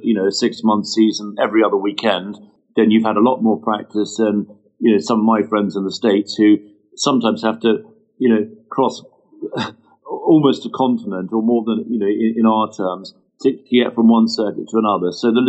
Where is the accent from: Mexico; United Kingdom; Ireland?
United Kingdom; London; I lived in London. I was brought up in London